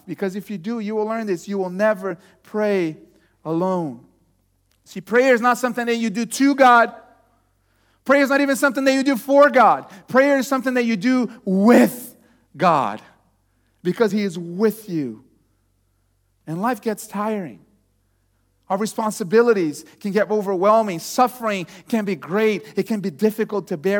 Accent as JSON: {"language": "English", "country": "Brazil", "tie": "born or raised there", "also_born_or_lived": "Texas", "moved": "as an adult", "said": "I was born in Brazil"}